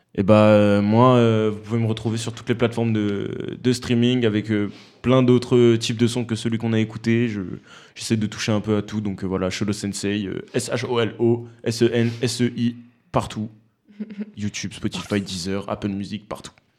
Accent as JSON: {"language": "French", "town": "Romans-sur-Isère", "region": "Auvergne-Rhône-Alpes", "country": "France", "said": "moi je suis de Romans"}